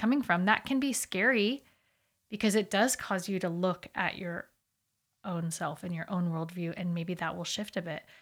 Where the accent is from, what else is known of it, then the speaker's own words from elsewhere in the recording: United States; obviously we're American